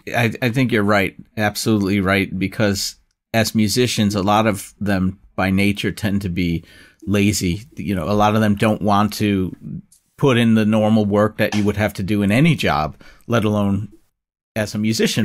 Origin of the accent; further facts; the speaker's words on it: United States; as an American